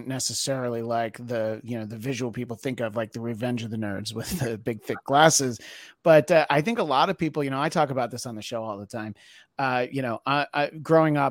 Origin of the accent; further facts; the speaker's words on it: East Coast, United States; I'm from the East Coast too